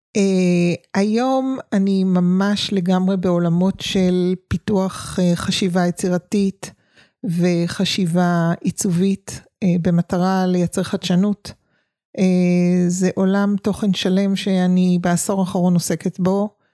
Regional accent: Tel Aviv, Tel Aviv District, Israel; moved away as an adult; also born or lived in a village (unnamed); אני תל אביבית במקור ויום בהיר אחד, אה, העתקנו את חיינו לכפר

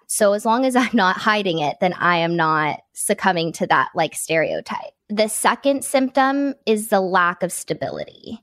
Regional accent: Nashville, Tennessee, United States; now in Los Angeles, United States; I grew up in Nashville

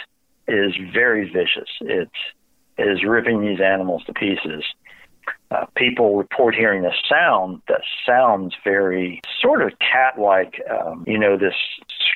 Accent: North Carolina, United States; also born or lived in Virginia; I grew up in North Carolina

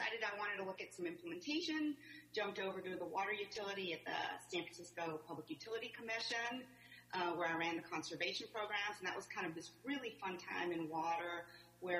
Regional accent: Montreal, Quebec, Canada; moved away as an adult; also born or lived in New Mexico; I grew up in Montreal

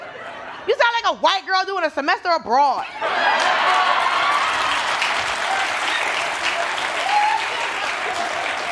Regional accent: Georgia, United States; I'm from Georgia

